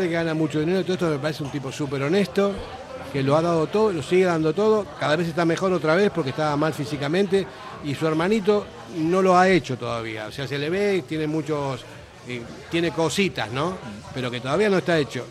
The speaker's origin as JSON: {"language": "Spanish", "country": "Argentina", "moved": "yes", "lives_now": "Basque Country, Spain", "said": "Yo siendo argentino, vine aquí"}